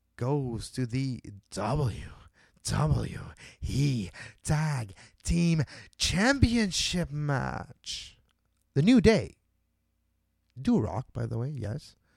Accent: Montreal, Quebec, Canada; my hometown of Montreal

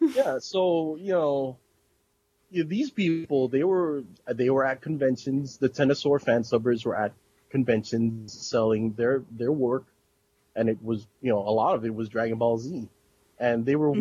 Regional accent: New York, United States; moved away; a little kid that would go in there and buy fan subs up in Chinatown because I'm originally from New York

